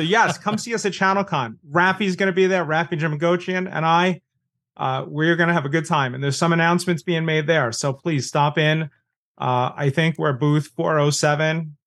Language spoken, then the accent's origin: English; New York, United States; I'm New Yorker